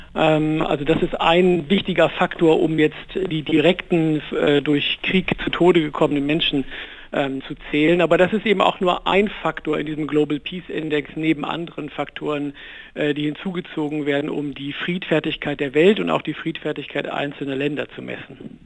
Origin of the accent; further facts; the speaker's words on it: Germany; in unserem Land